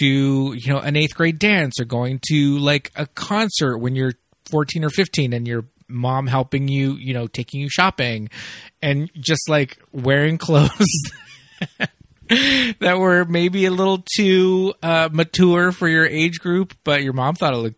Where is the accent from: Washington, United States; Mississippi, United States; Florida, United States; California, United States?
California, United States; Los Angeles; where I grew up in Los Angeles, I was on the east